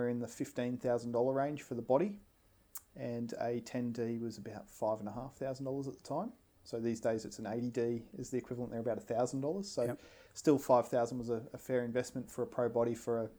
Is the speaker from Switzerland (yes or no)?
no; Brisbane, Queensland, Australia; growing up as an Australian lad in Brisbane